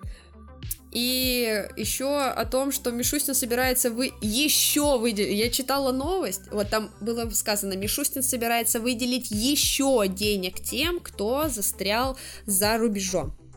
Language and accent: Russian; Blagoveshchensk, Amur Oblast, Russia; moved away as an adult; now in China; Мы живем в Благовещенске с молодым человеком